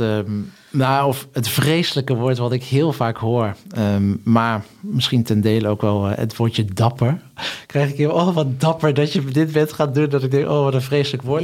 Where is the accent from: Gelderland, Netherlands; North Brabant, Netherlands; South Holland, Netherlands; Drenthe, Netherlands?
Gelderland, Netherlands; Hummelo; moved away; also born or lived in Singapore; ik ben opgegroeid in Hummelo, een plaatsje in de Achterhoek